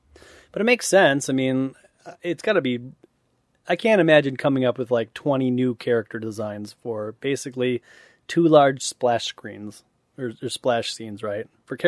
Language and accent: English; Ottawa, Ontario, Canada; Yeah, I come from Ottawa.